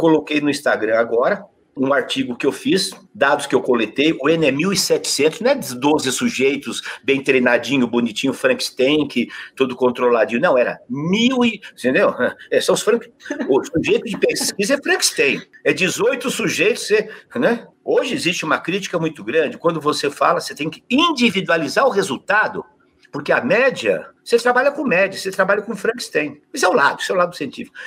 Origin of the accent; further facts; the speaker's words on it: Adamantina, São Paulo, Brazil; accent: caipira; moved away; Adamantina, que eu sou caipira